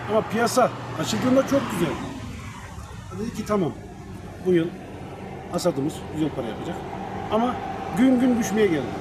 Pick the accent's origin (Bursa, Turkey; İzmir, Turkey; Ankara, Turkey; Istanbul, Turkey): Istanbul, Turkey; Ee, İstanbul'da doğdum, İstanbul'da büyüdüm.